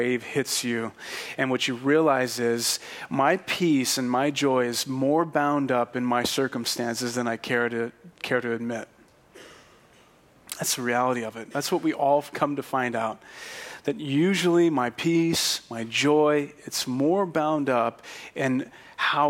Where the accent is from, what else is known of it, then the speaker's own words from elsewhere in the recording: Fresno, California, United States; I'm from Fresno